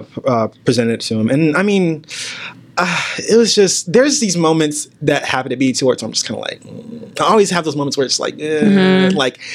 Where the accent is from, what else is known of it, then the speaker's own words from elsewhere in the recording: United States; I was born here. My ancestors were born here.